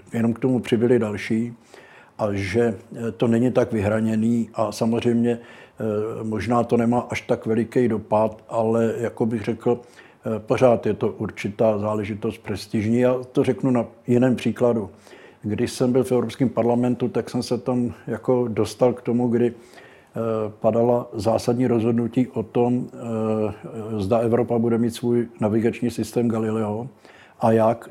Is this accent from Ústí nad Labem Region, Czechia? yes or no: no; Brno, South Moravian Region, Czechia; born or raised there